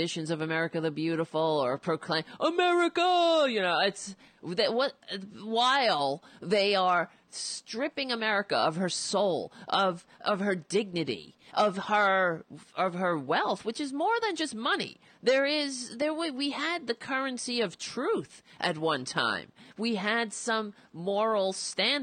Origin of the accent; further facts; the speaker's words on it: United States; as an American